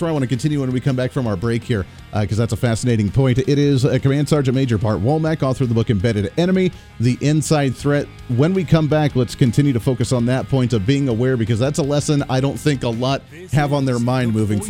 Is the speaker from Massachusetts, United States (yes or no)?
no; Colorado, United States; moved away; I come from Colorado originally